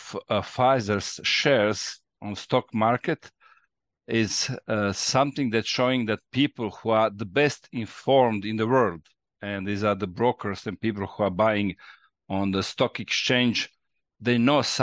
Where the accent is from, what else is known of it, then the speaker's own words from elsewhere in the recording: Croatia; English is a second language; we are a small country